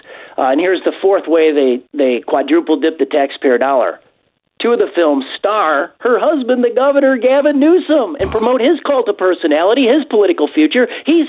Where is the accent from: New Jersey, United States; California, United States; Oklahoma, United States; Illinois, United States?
Illinois, United States; Well, Glenn, I'm from Illinois. It is the Super Bowl of corruption, as everybody understands. And in Illinois, we're used to our politicians double-dipping the public trough.